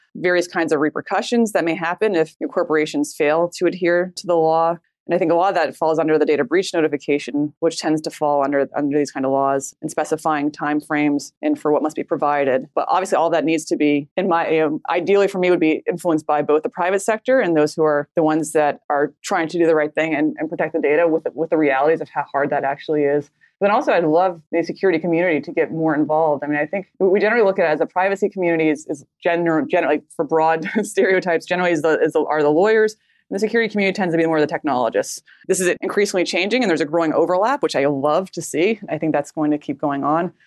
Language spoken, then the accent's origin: English; United States